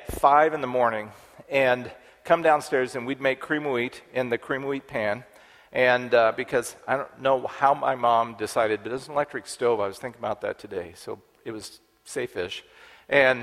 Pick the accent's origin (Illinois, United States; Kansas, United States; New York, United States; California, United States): Kansas, United States; Dodge City; I grew up in Kansas. We lived on Fort Dodge Road outside of Dodge City, Kansas.